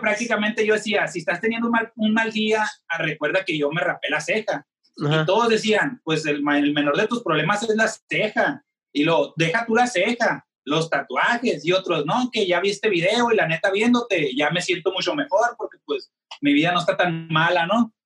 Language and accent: Spanish; Hermosillo, Sonora, Mexico; soy tatuador de la ciudad de Hermosillo, Sonora